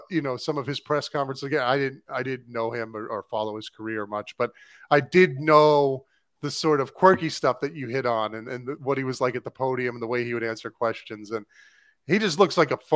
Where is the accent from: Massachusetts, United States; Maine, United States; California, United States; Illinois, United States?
Maine, United States; Now they called it lobster because I was from Maine. Because uh, I'm from Maine